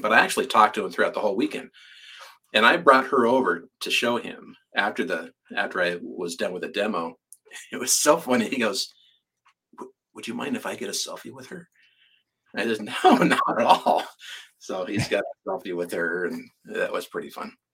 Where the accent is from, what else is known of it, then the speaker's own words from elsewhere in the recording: California, United States; I'm from California